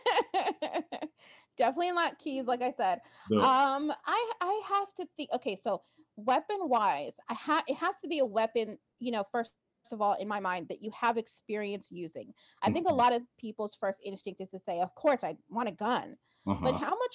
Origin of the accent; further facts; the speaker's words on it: New Jersey, United States; also born or lived in New York / Boston; I grew up in New Jersey, which is a state here, and I lived in New York for some time, and I also lived in Boston